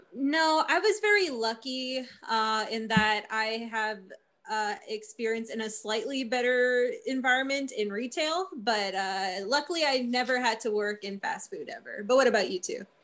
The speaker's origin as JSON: {"language": "English", "region": "Manitoba", "country": "Canada", "said": "I'm from Manitoba"}